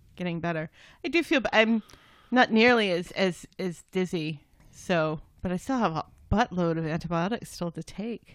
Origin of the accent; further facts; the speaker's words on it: United States; I'm an American